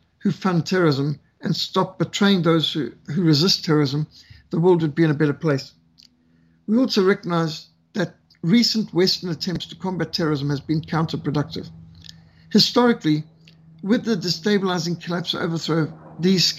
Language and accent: English; Zimbabwe; Rhodesia, my home country, where I was brought up